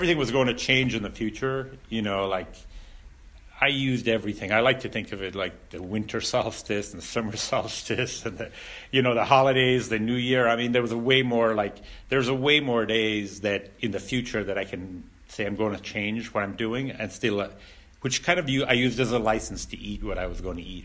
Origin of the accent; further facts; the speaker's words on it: Ireland; I grew up in Ireland and I grew up in a rural, I grew up in a rural area